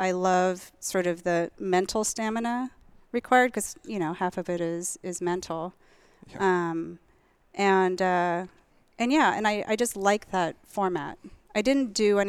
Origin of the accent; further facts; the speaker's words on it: outside of Philadelphia, Pennsylvania, United States; moved away; We grew up in Pennsylvania, outside of Philly.